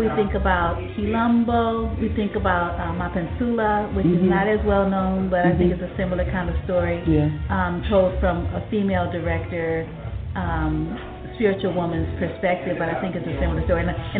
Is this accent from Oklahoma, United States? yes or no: no; New Orleans, Louisiana, United States; because I'm from New Orleans